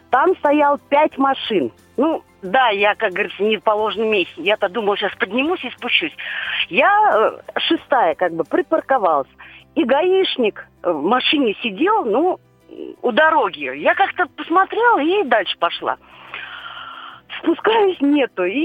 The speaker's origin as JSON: {"language": "Russian", "region": "Moscow", "country": "Russia", "said": "Здравствуйте. Я из Москвы."}